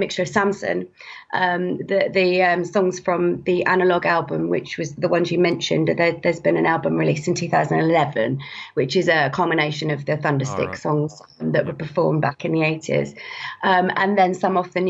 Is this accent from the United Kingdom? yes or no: yes; Ludlow, West Midlands, United Kingdom; now in Kent, United Kingdom; I live in Kent now, in the south of England, but I'm originally from Ludlow in Shropshire